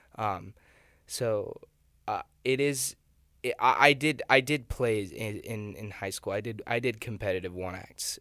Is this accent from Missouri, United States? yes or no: no; Nebraska, United States; moved away as an adult; I'm from Nebraska